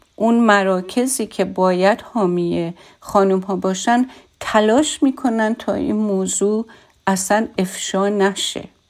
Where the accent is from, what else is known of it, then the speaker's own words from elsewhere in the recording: Iran; من از ایرانم